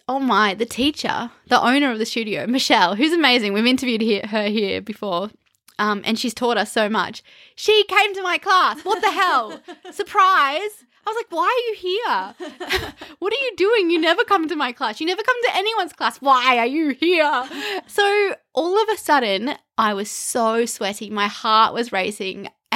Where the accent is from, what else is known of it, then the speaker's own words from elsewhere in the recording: Canberra, Australian Capital Territory, Australia; even kangaroos were scary around where we grew up in Fadden